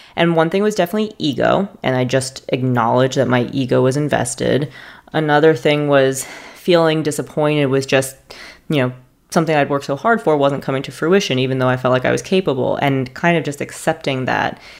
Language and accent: English; New York, United States; moved away as an adult; also born or lived in the South (US); now in US South; I am a New Yorker who is living in the South at this juncture